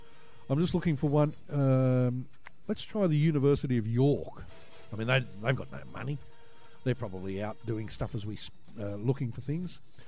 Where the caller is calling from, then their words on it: Sydney, New South Wales, Australia; From NetFM in Sydney, Australia.